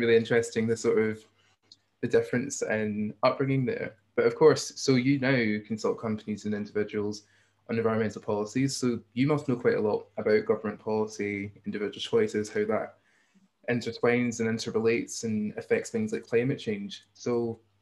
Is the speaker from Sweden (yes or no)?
no; Hamilton, Scotland, United Kingdom; I also grew up in South Lanarkshire, but I grew up in Hamilton